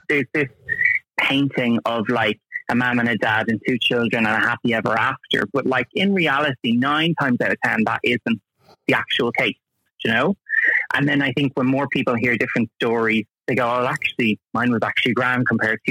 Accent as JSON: {"language": "English", "town": "Dublin", "region": "Leinster", "country": "Ireland", "tie": "born or raised there", "also_born_or_lived": "Tallaght, Dublin / Drumcondra, Dublin", "said": "we moved down to my family home, shall we say, for like 18-ish years. That was in Crumlin."}